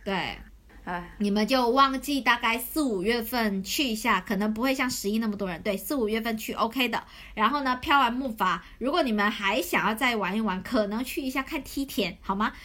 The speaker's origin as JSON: {"language": "Chinese", "town": "Shantou", "region": "Guangdong", "country": "China", "tie": "born or raised there", "moved": "yes", "said": "我家乡汕头这两年，它的因为美食引起的这个旅游潮，呃，在发展嘛"}